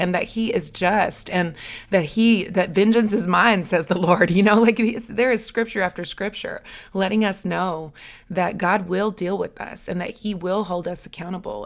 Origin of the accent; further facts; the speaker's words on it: the South, Southern United States, United States; accent: Southern; my Southern accent